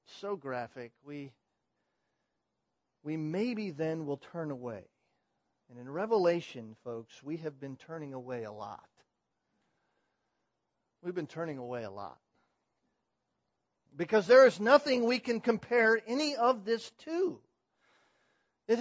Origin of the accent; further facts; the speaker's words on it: California, United States; moved away; I come from California